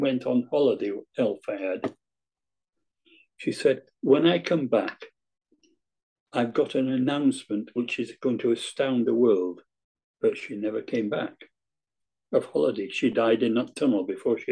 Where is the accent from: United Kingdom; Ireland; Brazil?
United Kingdom; Scunthorpe, Yorkshire and the Humber; accent: Scunthorpian Lincolnshire; also born or lived in South Wales / Ebbw Vale; I was born in Scunthorpe. 3 years old, I moved down to South Wales